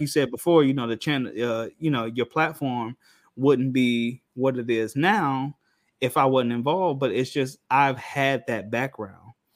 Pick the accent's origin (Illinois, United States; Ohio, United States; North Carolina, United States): Illinois, United States; Rockford; moved away as an adult; now in Orlando, United States; I'm from Rockford, Illinois, which is about forty-five minutes to an hour outside of Chicago.